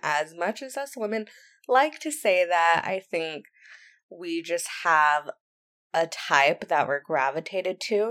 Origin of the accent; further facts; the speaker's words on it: Santa Barbara County, California, United States; moved away; I am from Santa Barbara County. If you don't know where that is, it's in California on the Central Coast